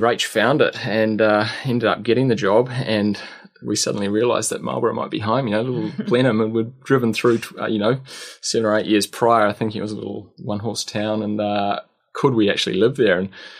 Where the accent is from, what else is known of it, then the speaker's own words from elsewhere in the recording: Australia; This was in Australia, so growing up in Australia.